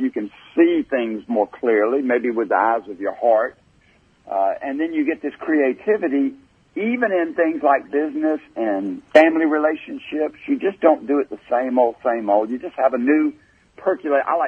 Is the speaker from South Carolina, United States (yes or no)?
yes; Greenville, South Carolina, United States; my hometown of Greenville, South Carolina